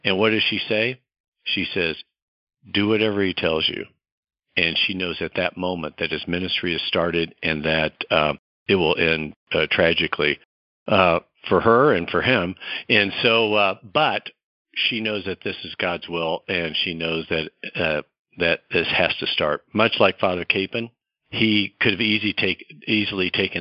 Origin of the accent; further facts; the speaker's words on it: St. Joseph, Missouri, United States; moved away as an adult; also born or lived in Kansas City; now in Atchison, United States; I grew up kind of in the Midwest. My father was a college baseball coach in St. Joe, Missouri, and I went to the Catholic schools there in St. Joe